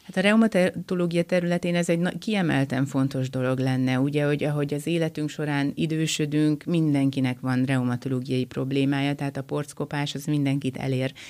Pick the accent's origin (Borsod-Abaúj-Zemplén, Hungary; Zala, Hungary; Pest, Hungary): Borsod-Abaúj-Zemplén, Hungary; Miskolc; Én egyébként Miskolci vagyok